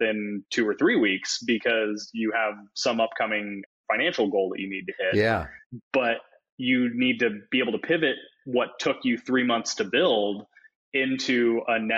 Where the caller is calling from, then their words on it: Los Angeles, California, United States; moved away; Calling in from Los Angeles, which I recently moved to.